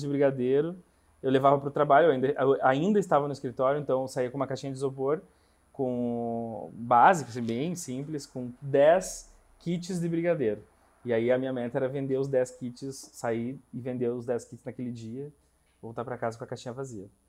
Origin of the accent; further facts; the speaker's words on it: interior of Rio Grande do Sul, Brazil; moved away as an adult; now in Curitiba, Brazil; eu sou gaúcho do interior do Rio Grande do Sul